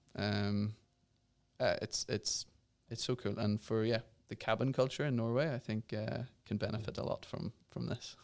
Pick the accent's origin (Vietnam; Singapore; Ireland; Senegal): Ireland; I'm from Ireland